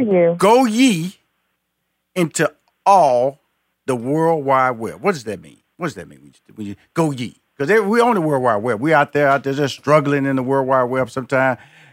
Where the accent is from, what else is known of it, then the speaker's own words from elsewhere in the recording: Texas, United States; I'm a Texan.